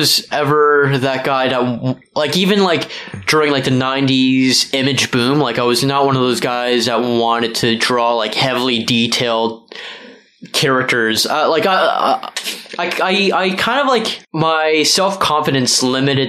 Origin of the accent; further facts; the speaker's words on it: Mississauga, Ontario, Canada; moved away as an adult; also born or lived in Brampton; now in Toronto, Canada; I was born in Brampton. I was raised most of my life in Mississauga from age of 7 on